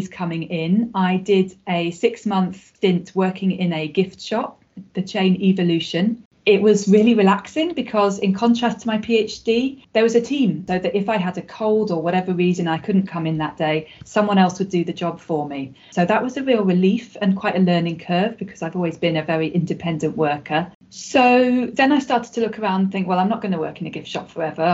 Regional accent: London, United Kingdom; moved away as an adult; also born or lived in Sheffield; I was born in London and I grew up there

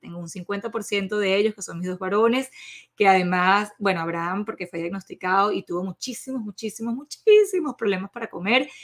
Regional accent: Venezuela; soy orgullosa venezolana

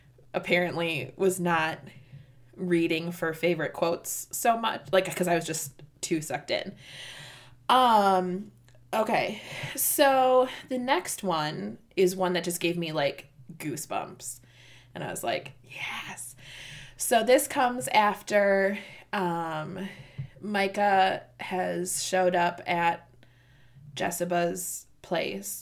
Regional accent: Midwest, United States; we're from the Midwest

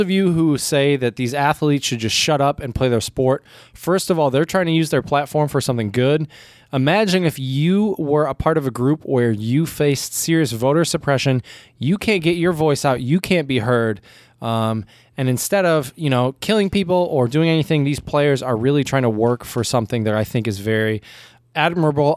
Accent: United States; as an American

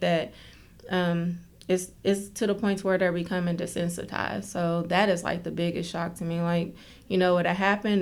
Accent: Oak Hill, West Virginia, United States; moved away as an adult; now in Charleston, United States; I'm from Oak Hill, Fayette County

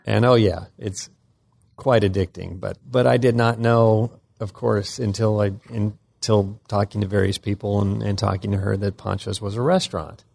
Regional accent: California, United States; now in Memphis, United States; growing up in California

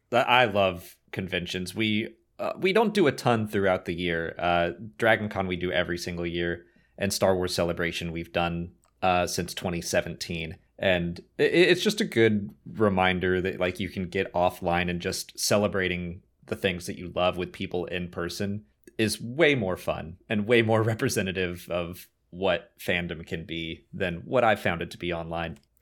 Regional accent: Atlanta, Georgia, United States; I'm from Atlanta.

